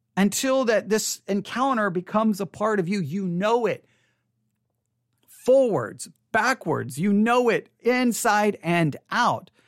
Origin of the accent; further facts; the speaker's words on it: West Texas, United States; I come from West Texas